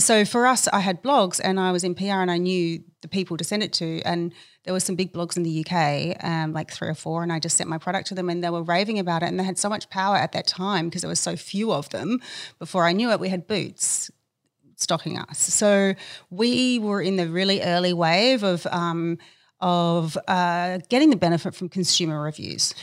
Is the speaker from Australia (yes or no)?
yes; Adelaide, South Australia, Australia; I grew up in Adelaide, where I was born